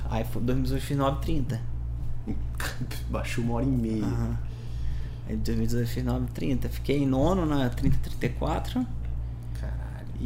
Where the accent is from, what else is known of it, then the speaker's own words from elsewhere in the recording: Petrópolis, Rio de Janeiro, Brazil; lá na minha cidade, lá em Petrópolis